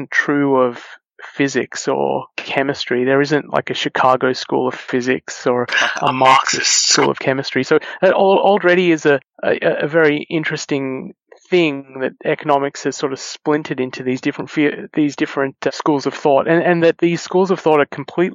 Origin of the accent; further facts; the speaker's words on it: Australia; moved away as an adult; growing up in Australia